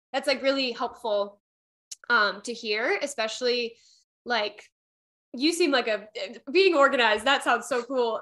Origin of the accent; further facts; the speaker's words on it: Midwest, United States; also born or lived in Pennsylvania; I'm from the Midwest